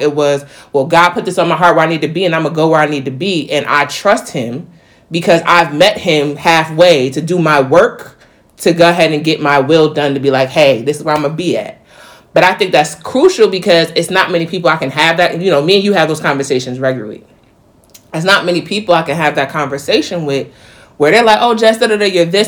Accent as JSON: {"language": "English", "region": "New York", "country": "United States", "moved": "yes", "lives_now": "North Carolina, United States", "said": "being a New Yorker and coming to South Carolina, not South Carolina, North Carolina"}